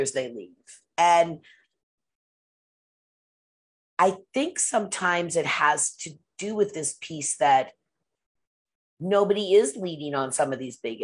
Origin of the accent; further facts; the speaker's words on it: Pacific Northwest, United States; I grew up in the Pacific Northwest